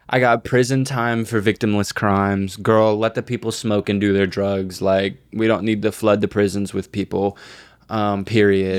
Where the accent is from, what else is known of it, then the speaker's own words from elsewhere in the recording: Texas, United States; I grew up in Texas